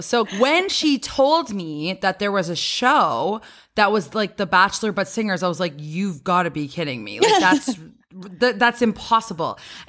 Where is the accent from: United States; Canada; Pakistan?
Canada; as a Canadian, we always like hear this in the movies and stuff as well.